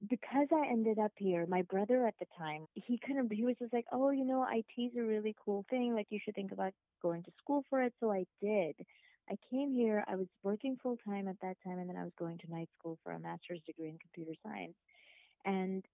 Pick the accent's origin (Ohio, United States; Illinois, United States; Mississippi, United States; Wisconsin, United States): Mississippi, United States; moved away as an adult; also born or lived in Saudi Arabia; now in New York City, United States; When I was younger, we moved to Mississippi.